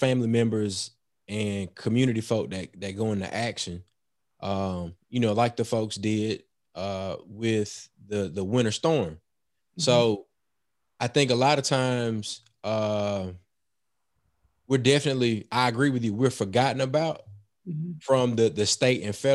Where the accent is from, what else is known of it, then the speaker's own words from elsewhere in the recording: Mobile, Alabama, United States; also born or lived in Jackson, Mississippi; now in Mississippi Gulf Coast, United States; I'm originally from Mobile.